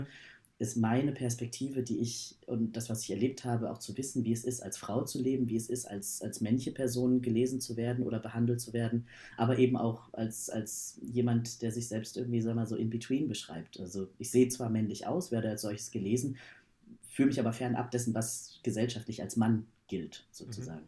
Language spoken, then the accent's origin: German; Berlin, Germany; ich komme aus Berlin